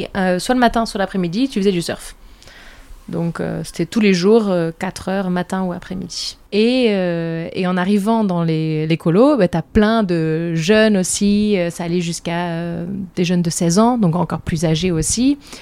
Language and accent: French; France; moved away as an adult; now in Sweden; je suis française, j'habite en Suède depuis deux ans